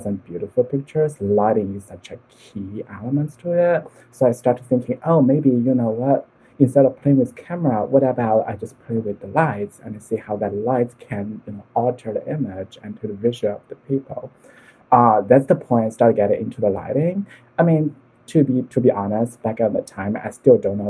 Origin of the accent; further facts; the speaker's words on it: Hangzhou, Zhejiang, China; moved away; I was from Hangzhou, so it's a beautiful city. They have the West Lake there.